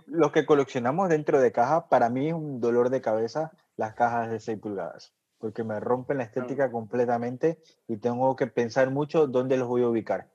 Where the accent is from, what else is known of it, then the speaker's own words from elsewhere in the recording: Ecuador; Yo obviamente nací en Ecuador